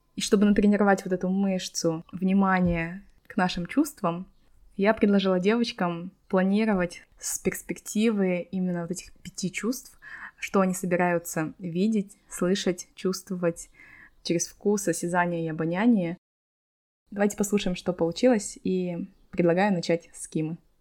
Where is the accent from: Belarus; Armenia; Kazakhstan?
Kazakhstan; now in Malaga, Spain; Я, как девочки из Казахстана